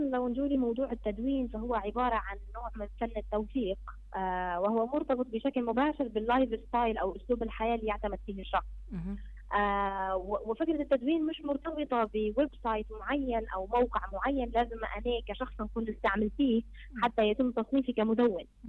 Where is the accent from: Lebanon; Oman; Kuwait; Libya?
Libya; عندنا في ليبيا